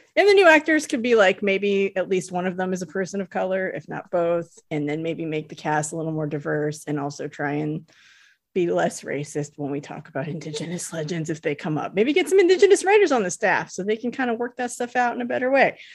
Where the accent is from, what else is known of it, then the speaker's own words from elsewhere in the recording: California, United States; I'm from California. We say hella